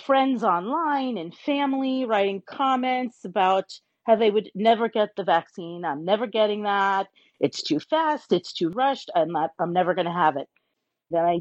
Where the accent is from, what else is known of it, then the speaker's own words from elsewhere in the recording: New York, United States; now in South Florida, United States; I'm a New Yorker. I was born and raised in New York.